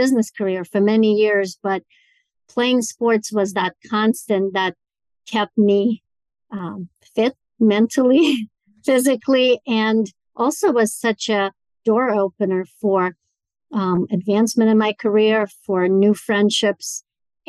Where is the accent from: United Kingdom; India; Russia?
Russia; Moscow; moved away as an adult; now in United States; growing up in Moscow, Russia